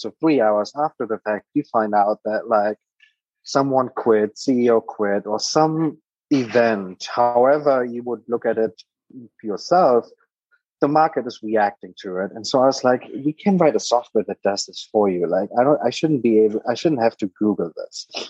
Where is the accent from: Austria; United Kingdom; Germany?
Germany; English is a second language; moved away as an adult; now in United States; I am a native German. I grew up in Germany for my first 19 years of my life. I'm now based in America